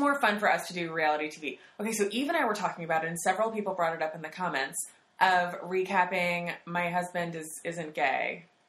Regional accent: Bay Area, California, United States; moved away; I'm from the Bay Area originally.

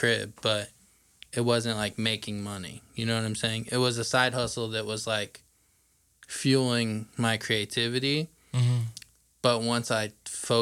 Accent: Franklin, Indiana, United States; also born or lived in Southport, Indiana; I grew up in Franklin until high school, and then I moved to Indy

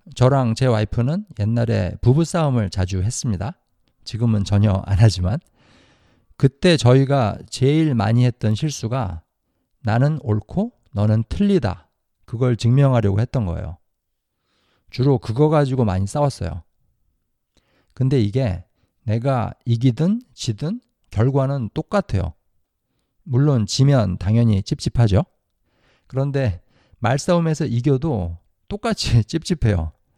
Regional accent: South Korea; moved away; 저는 한국에서 자랐으니까 한국에서 학교를 다녔어요.

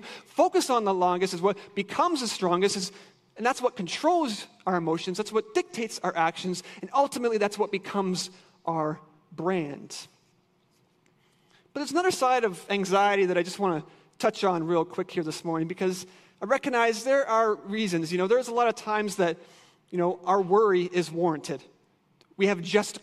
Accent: Ontario, Canada; moved away as an adult; now in Michigan, United States; I'm Canadian

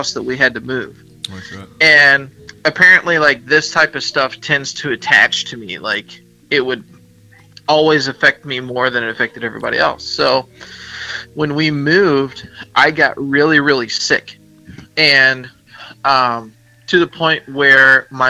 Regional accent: the South, United States; My parents, we're all from the South, and Southern

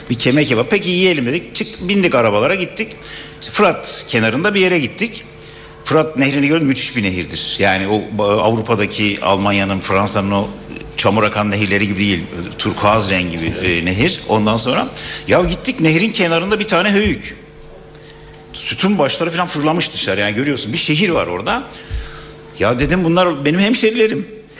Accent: Gaziantep, Turkey; Ben Antepliyim ya. Aslında Patasana da başladı.

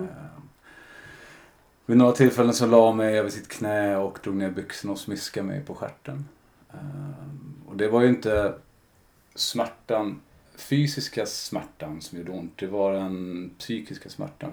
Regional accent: Stockholm, Stockholm County, Sweden; jag är uppvuxen i Kälvesta

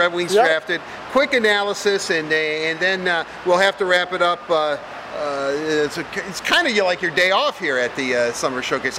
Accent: Detroit, Michigan, United States; growing up in Detroit

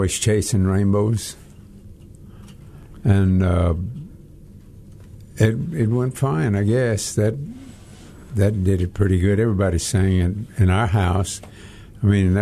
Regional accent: Texas, United States; I was born in Texas, the United States of Texas, and I was born at home

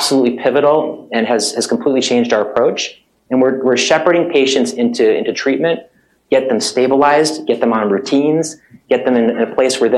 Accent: Southern California, United States; moved away as an adult; now in Boston, United States; I've actually been practicing emergency medicine in Boston for 19 years now. Even though I feel like I'm always from Southern California

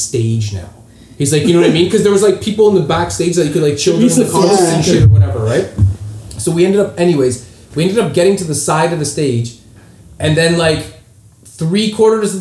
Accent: Toronto, Ontario, Canada; I was from Toronto

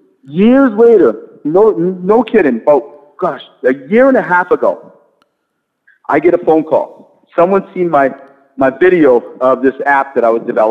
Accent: Biddeford, Maine, United States; accent: New England; Biddeford, Maine.

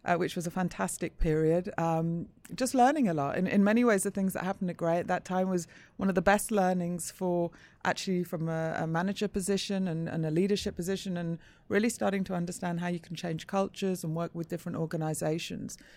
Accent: Manchester, North West England, United Kingdom; I grew up in Manchester.

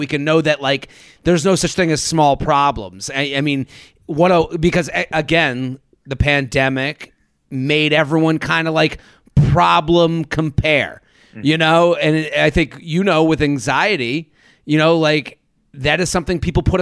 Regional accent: Needham, Massachusetts, United States; I'm from Boston, they go, oh, so in Southie? No, it's called Needham. It's a suburb where it was pretty idyllic

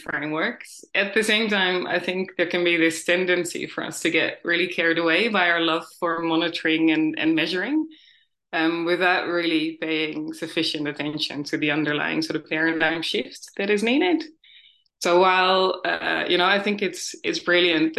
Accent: Netherlands; moved away as an adult; also born or lived in New Zealand; I'm originally from the Netherlands

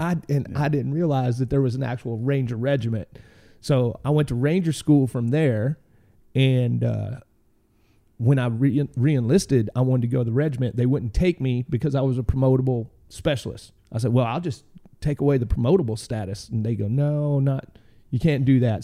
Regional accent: Dardanelle, Arkansas, United States; I grew up in a little town called, uh, Dardanelle, Arkansas

